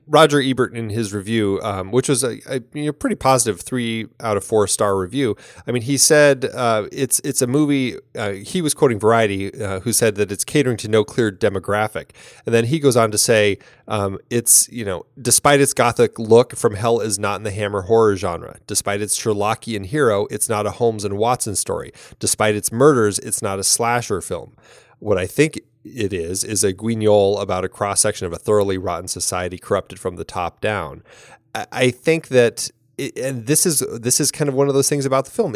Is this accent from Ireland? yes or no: yes; Ireland; as an Irish woman